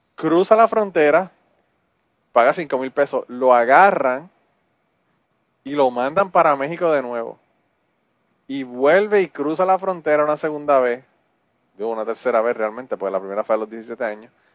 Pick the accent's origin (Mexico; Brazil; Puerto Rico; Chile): Puerto Rico; now in Kentucky, United States; yo soy boricua